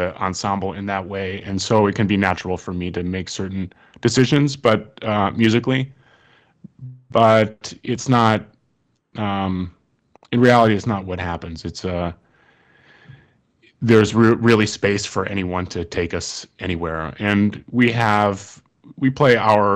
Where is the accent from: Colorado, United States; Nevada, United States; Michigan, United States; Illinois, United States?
Michigan, United States; Ann Arbor; now in Brooklyn, United States; I grew up in Ann Arbor, Michigan, and we met here in Brooklyn